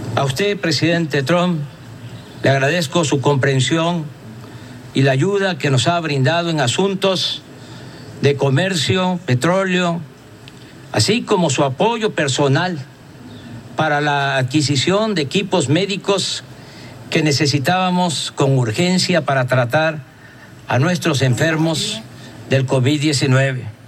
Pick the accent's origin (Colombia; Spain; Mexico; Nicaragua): Mexico; en mi país